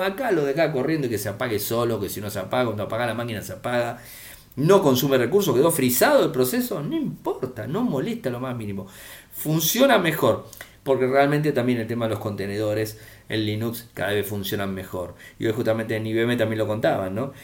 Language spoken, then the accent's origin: Spanish; Argentina